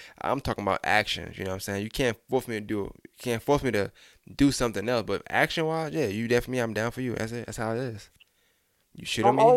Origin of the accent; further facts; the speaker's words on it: New York City, New York, United States; When I think about my childhood, I think about Tompkins Projects in Woodhull Hospital